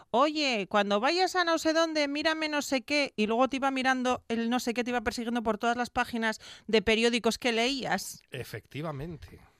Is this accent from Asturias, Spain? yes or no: yes; Gijón, Asturias, Spain; soy de Gijón